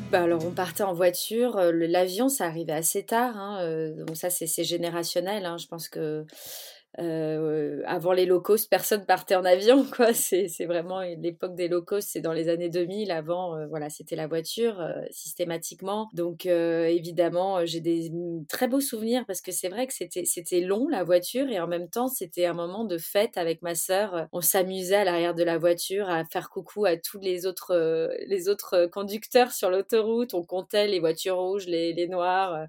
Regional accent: Montreuil, Île-de-France, France; also born or lived in Paris; j'ai décidé de quitter ma banlieue au lycée. J'ai quitté Montreuil.

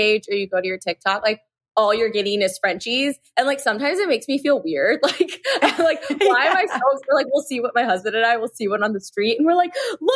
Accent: Euless, Texas, United States; also born or lived in Chicago, Illinois; we moved from Chicago to Texas and lived in this small town called Euless

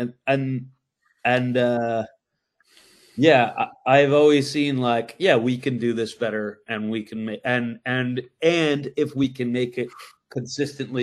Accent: Massachusetts, United States; moved away as an adult; also born or lived in Colorado; now in London, United Kingdom; I'm from Massachusetts

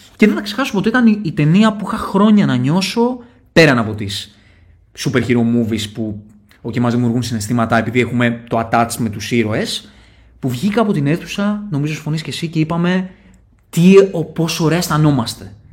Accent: Athens, Attica, Greece; είμαι και από τα Σεπόλια

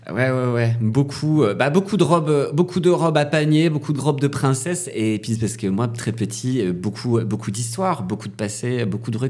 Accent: Calais, Hauts-de-France, France; born there; also born or lived in Brussels; Ah oui, je suis né à Calais. Euh, donc je suis né donc sur euh, l'extrême nord tout proche de l'Angleterre

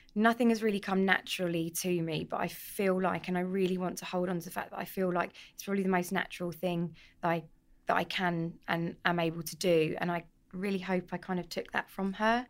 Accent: London, United Kingdom; also born or lived in Edmonton, London; I'm from North London originally, proud Londoner, um, from Edmonton. Tottenham, Tottenham born and bred

